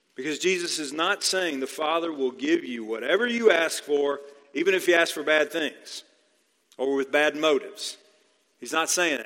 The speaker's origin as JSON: {"language": "English", "region": "Texas", "country": "United States", "tie": "born or raised there", "moved": "yes", "lives_now": "Georgia, United States", "said": "I grew up in Texas"}